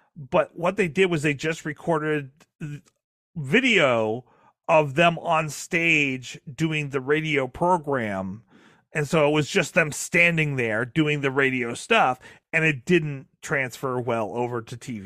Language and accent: English; Maine, United States; I'm from Maine, which is which is Canadian adjacent, um, and you know, right there on the border. Like we grew up watching Red Green Green in my household